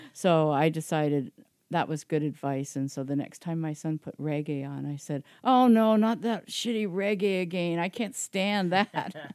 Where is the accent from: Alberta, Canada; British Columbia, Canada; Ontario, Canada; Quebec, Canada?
Ontario, Canada; Belleville; also born or lived in Toronto; I grew up in Belleville